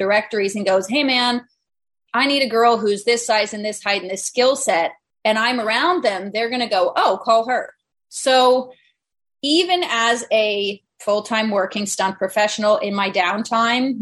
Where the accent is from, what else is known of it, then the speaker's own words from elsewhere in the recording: Vermont, United States; moved away; I was raised in Vermont.